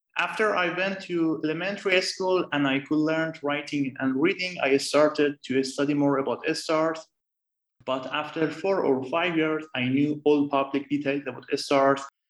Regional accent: Tehran, Tehran Province, Iran; moved away as an adult; now in Florence, Italy; I was born and raised in Tehran

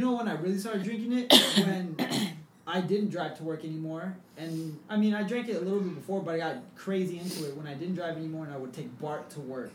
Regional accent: South San Francisco, California, United States; now in San Francisco, United States; I grew up in South San Francisco

